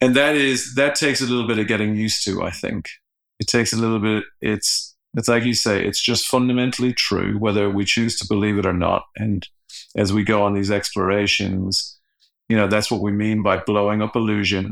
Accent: Ireland; I'm Irish

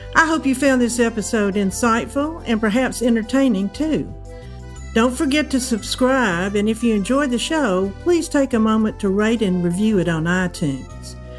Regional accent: Alabama, United States; moved away as an adult; I was from Alabama

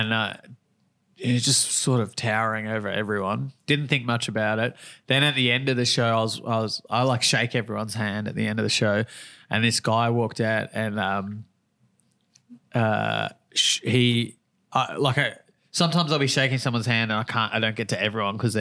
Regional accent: Victoria, Australia; also born or lived in Sydney; I growing up in Victoria

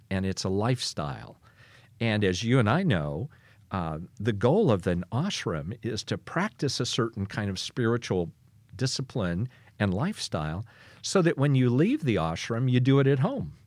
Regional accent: Kansas, United States; a boy growing up on the Kansas prairie

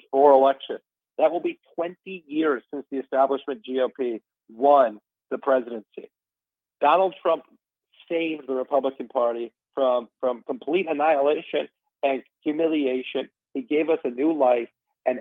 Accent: Ripon, Wisconsin, United States; I was raised in Ripon, Wisconsin

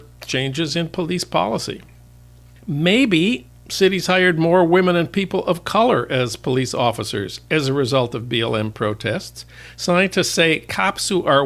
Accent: Minneapolis, Minnesota, United States; my hometown of Minneapolis

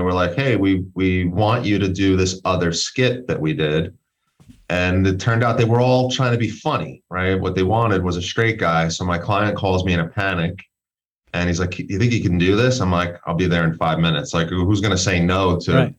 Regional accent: New York City, New York, United States; moved away as an adult; now in Colorado, United States; born and raised in Brooklyn

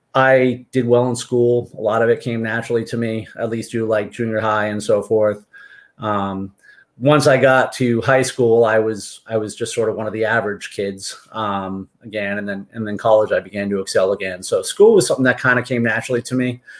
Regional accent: Martha's Vineyard, Massachusetts, United States; moved away as an adult; also born or lived in Amherst, Massachusetts; now in Seminole, Florida, United States; I'm originally from Martha's Vineyard

